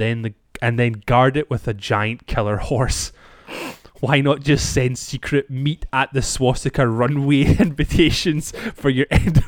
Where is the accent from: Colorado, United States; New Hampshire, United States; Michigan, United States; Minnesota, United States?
Colorado, United States; Denver; I was born and raised in Denver. I spent more times at DIA than I have with many of my relatives.